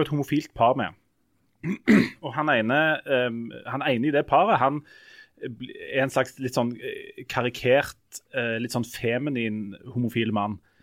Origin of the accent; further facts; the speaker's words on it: Hommersåk, Rogaland, Norway; now in Stavanger, Norway; jeg kommer jo fra Hummersåk